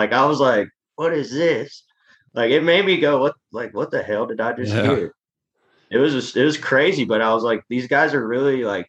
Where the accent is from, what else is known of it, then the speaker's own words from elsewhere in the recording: California, United States; I grew up in Southern California for about 4 or 5 years out of my life.